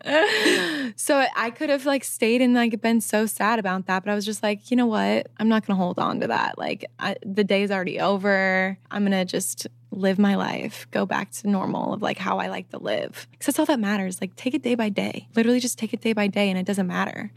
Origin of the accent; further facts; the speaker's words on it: Midwest, United States; I'm from the Midwest